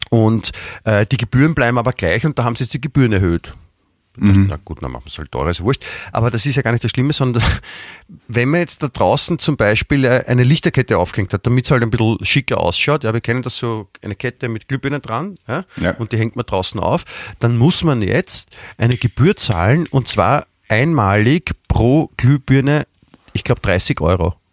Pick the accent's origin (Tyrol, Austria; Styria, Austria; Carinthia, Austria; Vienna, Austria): Vienna, Austria; letztendlich sind wir beide äh, Wiener